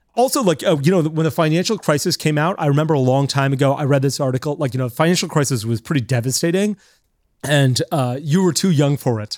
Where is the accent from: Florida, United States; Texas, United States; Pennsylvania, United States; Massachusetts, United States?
Florida, United States; moved away; also born or lived in New York; I grew up in Florida.